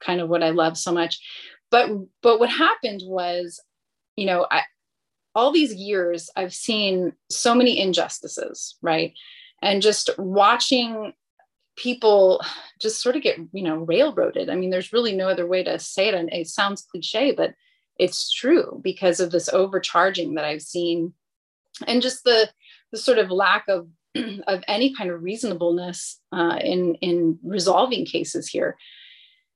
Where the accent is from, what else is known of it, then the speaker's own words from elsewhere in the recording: Northern California, United States; moved away as an adult; now in Riverside County, United States; I'm originally from Northern California